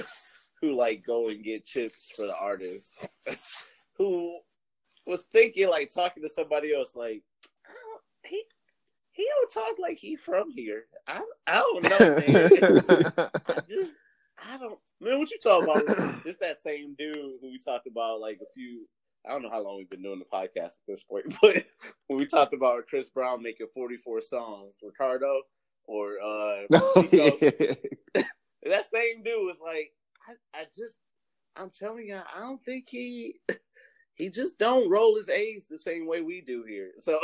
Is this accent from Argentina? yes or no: no; United Kingdom; I'm definitely British.